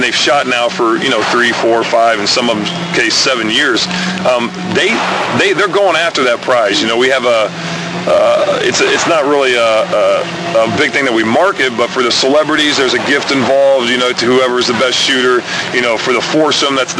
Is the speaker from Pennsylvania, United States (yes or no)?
no; Ohio, United States; moved away; I grew up in Ohio, and my whole family has always been big in the outdoors